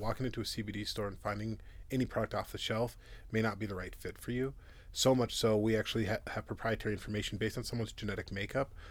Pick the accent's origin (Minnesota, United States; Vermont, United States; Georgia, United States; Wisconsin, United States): Minnesota, United States; Minneapolis; moved away as an adult; also born or lived in Modesto, California; now in Loveland, United States; I'm originally from Minneapolis, Minnesota